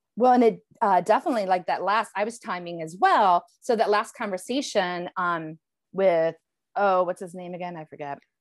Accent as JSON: {"language": "English", "town": "Elyria", "region": "Ohio", "country": "United States", "tie": "born or raised there", "also_born_or_lived": "Cleveland, Ohio / Los Angeles", "moved": "as an adult", "said": "my father's house here in my hometown of Elyria, Ohio"}